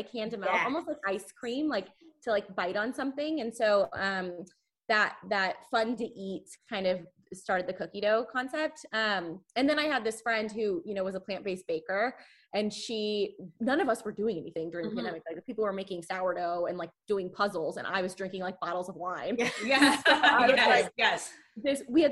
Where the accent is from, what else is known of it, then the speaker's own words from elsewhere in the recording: Texas, United States; growing up in Texas